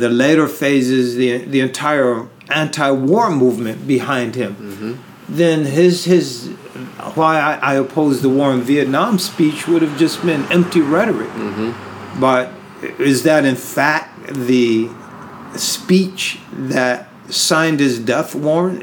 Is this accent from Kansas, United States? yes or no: no; Berkeley, California, United States; moved away; also born or lived in Syria; here I am in California, where I was born. So in a sense, I was born in Berkeley at Alta Bates Hospital.